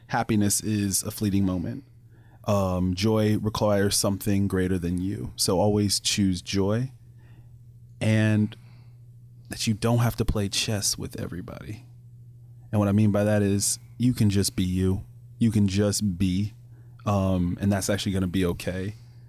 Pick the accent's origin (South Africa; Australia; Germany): Germany; No, man. I grew up in Germany, man.